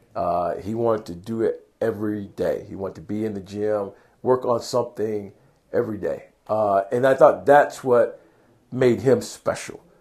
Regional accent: Perry, Georgia, United States; moved away; I'm originally from Georgia, okay. Uh, a little small town, Perry, Georgia, about an hour and a half south of Atlanta.

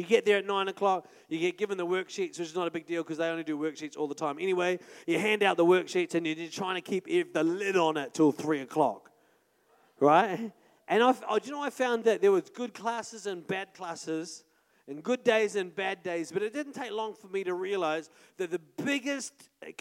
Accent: Paraparaumu, Wellington, New Zealand; moved away; also born or lived in Auckland; We're from Paraparam, we didn't like new people, like we already knew everyone in town

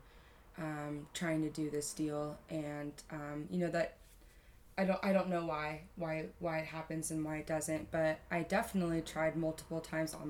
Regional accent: Carlsbad, California, United States; I grew up here in San Diego. I grew up in North County in a beautiful city called Carlsbad, California.

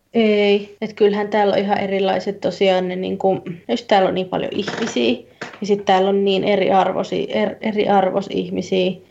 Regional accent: Turku, Southwest Finland, Finland; now in England; mä nyt oon Turusta kotoisin

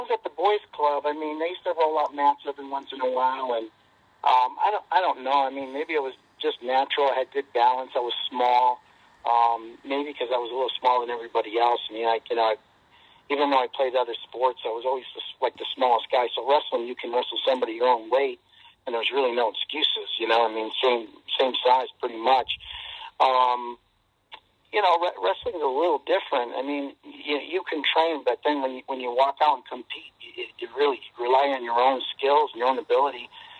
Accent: New Britain, Connecticut, United States; I was supposed to go to New Britain High School, and last minute, when I was in 10th grade, I transferred to Pulaski High School, which was the school on the other side of town.

